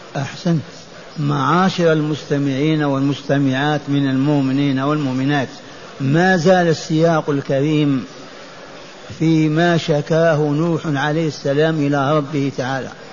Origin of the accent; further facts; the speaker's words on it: Lioua, Biskra Province, Algeria; في قريتي التي ولدت فيها وعشت فيها